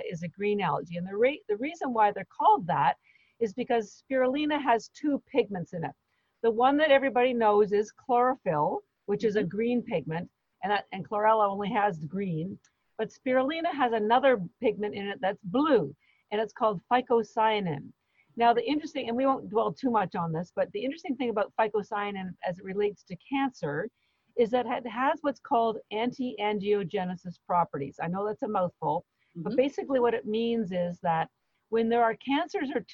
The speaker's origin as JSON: {"language": "English", "country": "Canada", "said": "I'm Canadian"}